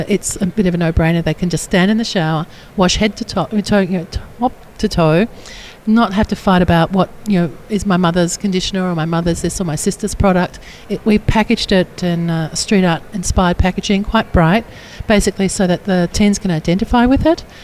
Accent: Australia; I come from Australia

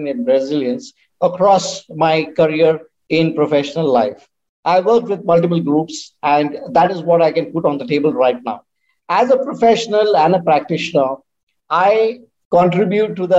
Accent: India; from India

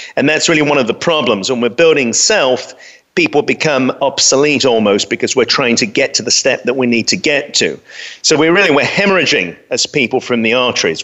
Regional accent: London, United Kingdom; I grew up in London

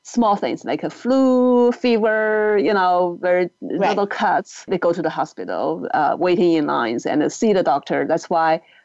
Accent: China; moved away; also born or lived in United States; you and I grew up in China

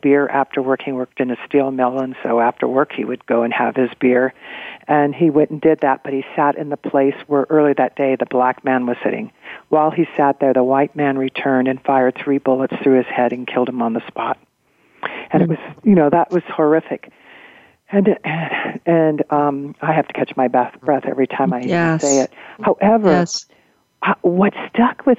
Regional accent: Missouri, United States; I grew up in Missouri

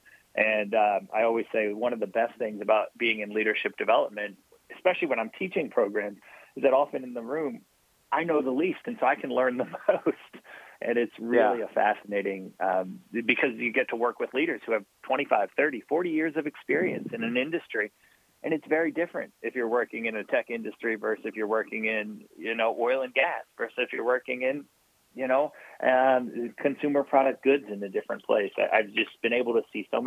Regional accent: Maryland, United States; now in West Coast, United States; I grew up in Maryland. I've spent time just about everywhere on the East Coast

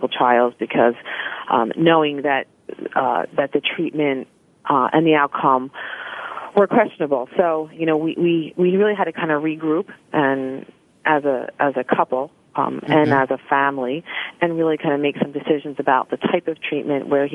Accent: Philadelphia, Pennsylvania, United States; in high school, growing up in the Philadelphia area

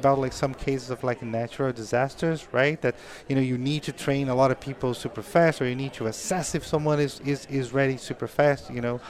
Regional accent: Brazil; English is a second language; moved away as an adult; now in United States; Because, like, when I came from Brazil, I was always, like, in a phases of life, right?

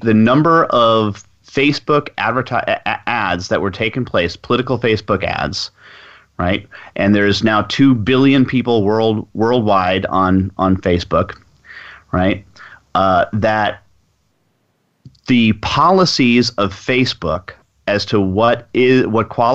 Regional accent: Allen, Texas, United States; Allen, Texas, my hometown.

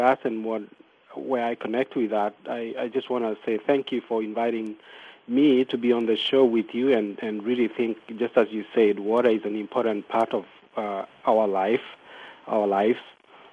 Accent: Kenya; moved away as an adult; also born or lived in Pasadena, California; now in United States; I was born and brought up in Kenya

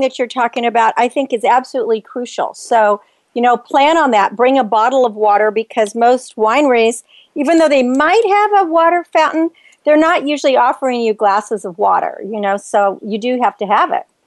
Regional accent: Napa Valley, California, United States; I grew up in Napa Valley

